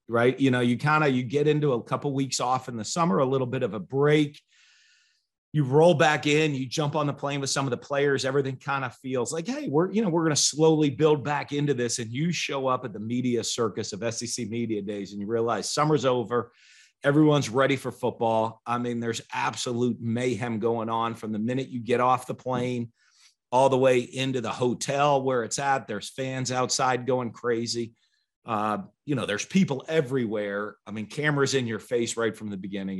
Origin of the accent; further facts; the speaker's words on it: New England, United States; moved away; I'm from New England